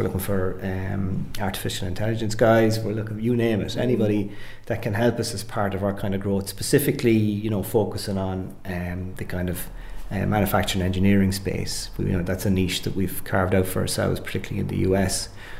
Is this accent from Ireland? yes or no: yes; Carrick-on-Shannon, Connacht, Ireland; moved away as an adult; also born or lived in Dublin; Carrick is my hometown, mm-hmm. and I would have worked in Dublin for about 15, 20 years prior to having the opportunity to come back to Carrick and back to Cora back in 2007.